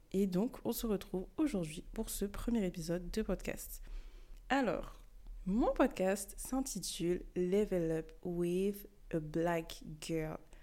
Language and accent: French; France; also born or lived in Bamako, Mali; je suis née au Mali, à Bamako, mais j'ai quand même grandi en France.